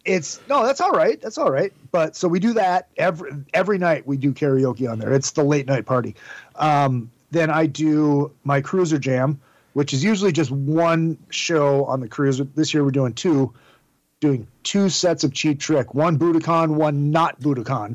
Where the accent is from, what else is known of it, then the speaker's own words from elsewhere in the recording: Minnesota, United States; I am the worst Minnesotan ever